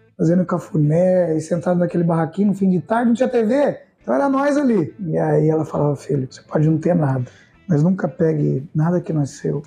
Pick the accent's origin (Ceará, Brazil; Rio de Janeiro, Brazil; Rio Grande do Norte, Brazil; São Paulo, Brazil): São Paulo, Brazil; Piracicaba; born or raised there; also born or lived in Sorocaba